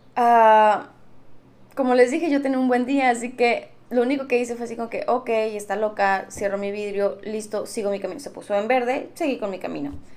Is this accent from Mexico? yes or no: yes; Mexico; siendo mexicanos